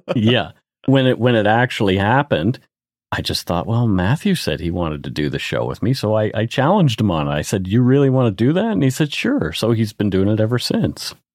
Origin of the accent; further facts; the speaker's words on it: Canada; I'm Canadian